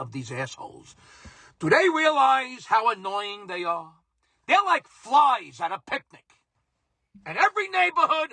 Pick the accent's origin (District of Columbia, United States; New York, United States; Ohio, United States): New York, United States; New York City; growing up in Brooklyn in the 1970s